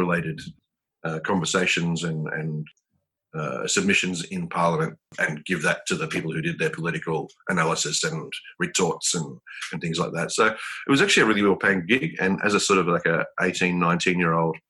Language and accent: English; Melbourne, Victoria, Australia; In Melbourne, yeah. Born and bred in Melbourne, out in Eltham.